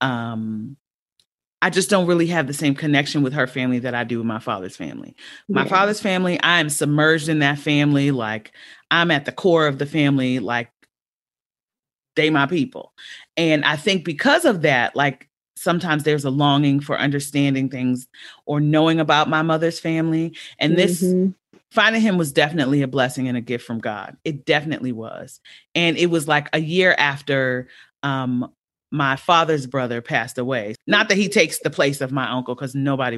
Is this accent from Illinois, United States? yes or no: no; Los Angeles, California, United States; also born or lived in Baltimore, Maryland; I grew up